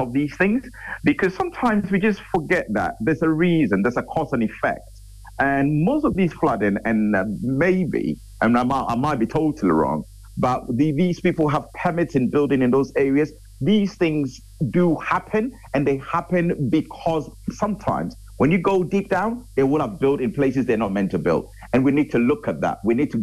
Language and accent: English; Ghana; I'm a Ghanaian